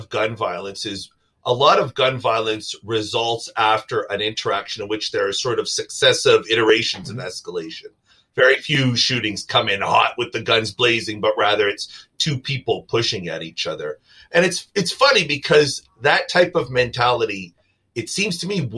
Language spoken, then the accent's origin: English; Canada; now in United States; I'm an immigrant from Canada